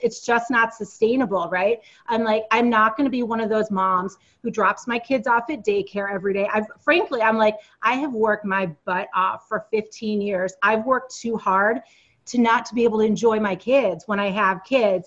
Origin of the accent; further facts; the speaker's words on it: East Coast, United States; moved away as an adult; also born or lived in Silicon Valley; we moved back to the East Coast since we're both originally from the East Coast.